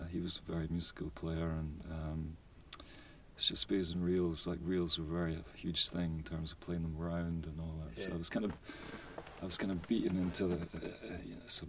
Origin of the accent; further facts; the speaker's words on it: Lewis, Outer Hebrides, Scotland, United Kingdom; now in Greenock, United Kingdom; Originally from the Outer Hebrides, Lewis. I was brought up in Lewis, so my mum's from South Hewes, so I've got a bit of both going on.